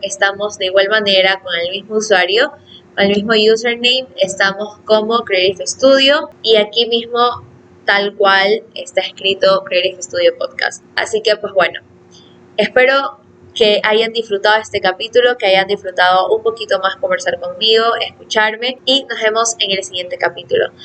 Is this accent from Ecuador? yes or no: yes; Ecuador; yo vivo en Ecuador